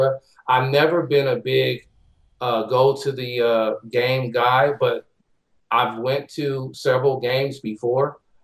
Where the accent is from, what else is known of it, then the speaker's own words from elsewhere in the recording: Oakland, California, United States; also born or lived in San Francisco; Well, basically, I was from the Bay Area. I was born in San Francisco, raised in Oakland.